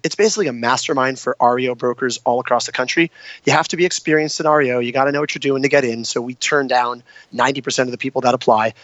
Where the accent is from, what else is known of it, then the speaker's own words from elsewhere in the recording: San Diego, California, United States; moved away as an adult; also born or lived in New York / Italy; I'm born and raised in San Diego